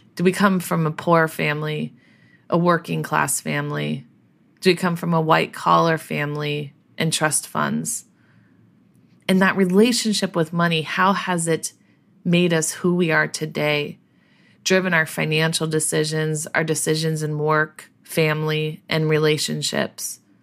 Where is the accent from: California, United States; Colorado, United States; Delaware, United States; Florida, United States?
Colorado, United States; grew up in Colorado, had no relationship to this land